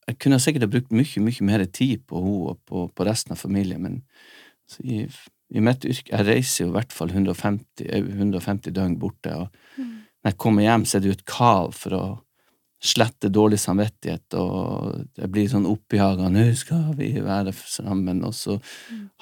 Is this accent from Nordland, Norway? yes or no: yes; Nordland, Norway; Vi er begge nordlendinger.